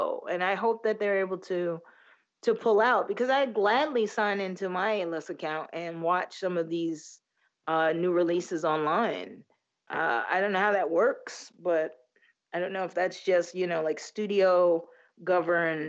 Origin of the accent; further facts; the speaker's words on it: United States; we're American